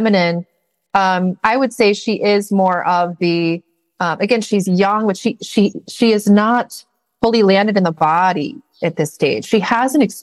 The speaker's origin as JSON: {"language": "English", "region": "Missouri", "country": "United States", "tie": "born or raised there", "also_born_or_lived": "New Mexico", "moved": "as an adult", "said": "I was moving from New Mexico back to my native Missouri"}